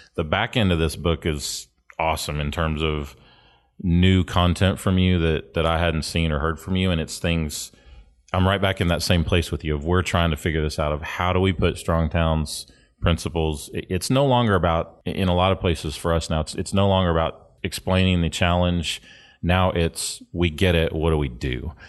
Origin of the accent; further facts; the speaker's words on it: St. Louis, Missouri, United States; moved away; also born or lived in San Bernardino, California; I was born in Saint Louis